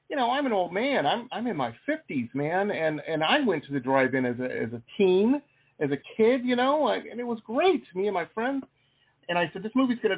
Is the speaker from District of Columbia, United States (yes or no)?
no; Detroit, Michigan, United States; also born or lived in San Diego; I'm from Detroit.